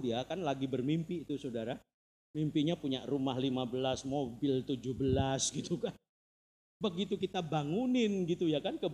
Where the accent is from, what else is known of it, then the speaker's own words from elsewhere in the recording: Purwodadi, Central Java, Indonesia; saya dari itu saya dari Purwodadi